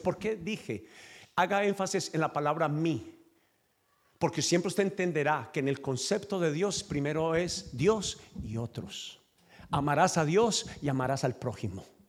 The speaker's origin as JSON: {"language": "Spanish", "country": "Colombia", "accent": "Colombian", "said": "Yo hablo como colombiano, pero soy de tu nacionalidad"}